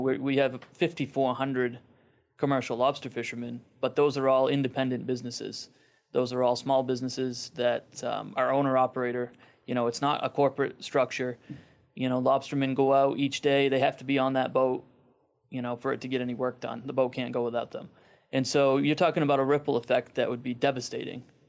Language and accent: English; Friendship, Maine, United States; I'm from Friendship, Maine